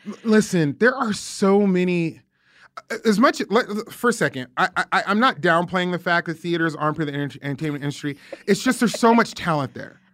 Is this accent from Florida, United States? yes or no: no; Las Vegas, Nevada, United States; moved away as an adult; also born or lived in Scotts Valley, California; now in Nashville, United States; grew up in Las Vegas, went from Las Vegas to Scotts Valley, which is outside of Santa Cruz